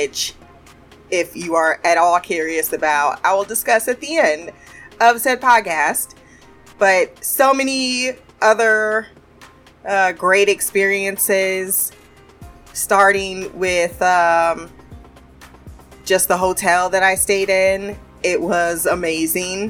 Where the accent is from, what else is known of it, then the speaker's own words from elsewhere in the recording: United States; when you tell them you're an American